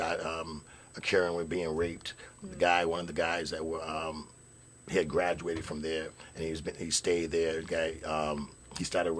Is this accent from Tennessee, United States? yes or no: no; Lowell, Massachusetts, United States; I grew up in the projects at a place called Bishop Markham in Lowell